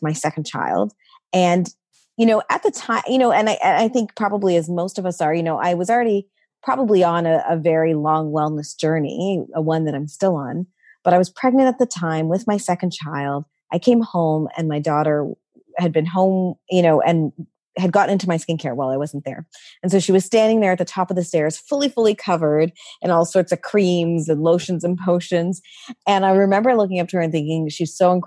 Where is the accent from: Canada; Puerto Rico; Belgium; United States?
Canada; I'm the child of parents from India, you know, born and raised in Canada